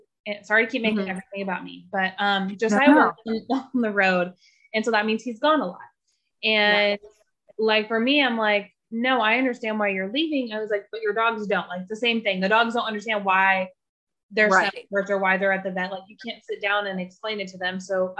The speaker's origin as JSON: {"language": "English", "region": "California", "country": "United States", "tie": "born or raised there", "moved": "yes", "said": "I'm from California."}